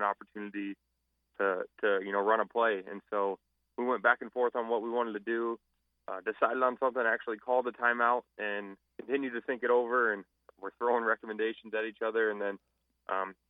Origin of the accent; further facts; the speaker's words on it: Omaha, Nebraska, United States; moved away as an adult; now in Fargo, United States; born and raised in Omaha